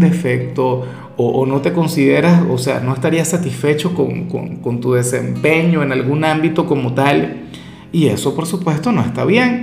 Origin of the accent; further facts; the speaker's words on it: Venezuela; yo particularmente soy, claro, venezolano